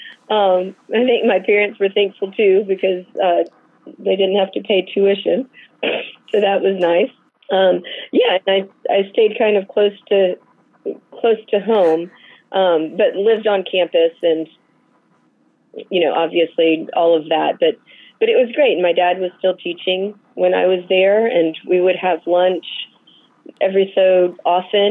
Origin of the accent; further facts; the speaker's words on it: Dallas, Texas, United States; now in Atlanta, United States; I grew up in Dallas, Texas